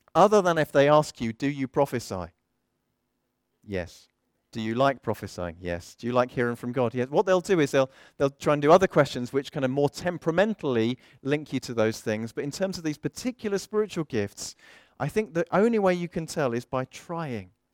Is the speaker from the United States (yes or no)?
no; South of England, United Kingdom; also born or lived in Midlands; I am an English bloke from the south of England, though I've been to the southwest and I've been up to the Midlands a bit and I'm back down here again.